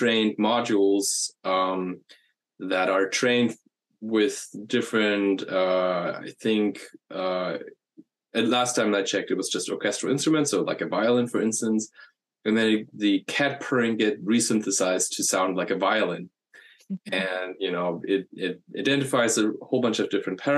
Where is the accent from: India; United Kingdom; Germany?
Germany; moved away; I'm from Germany originally.